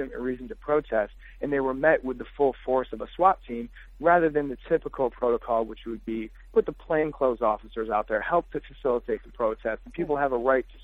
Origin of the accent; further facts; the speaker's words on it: Detroit, Michigan, United States; I'm from Detroit